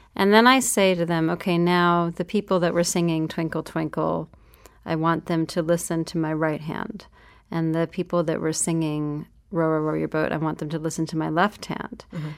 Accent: New York, United States; I grew up in New York.

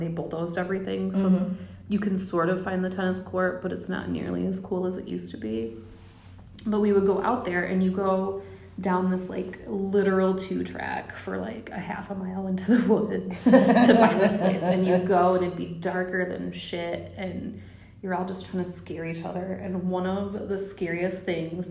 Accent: Allegan, Michigan, United States; I grew up in Allegan, which is like the tiniest little West Michigan town

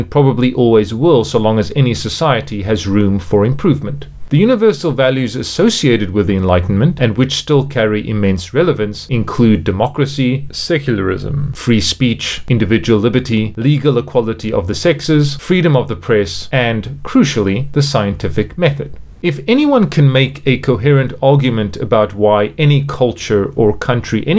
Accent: Cape Town, Western Cape, South Africa; moved away as an adult; also born or lived in South Korea / France / United Arab Emirates; now in China; I am from Cape Town, South Africa, although I have lived and worked in a number of different countries, including South Korea, France, the United Arab Emirates, and most recently, China.

